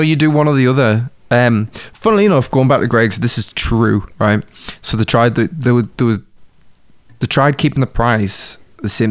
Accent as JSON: {"language": "English", "country": "United Kingdom", "said": "we're British"}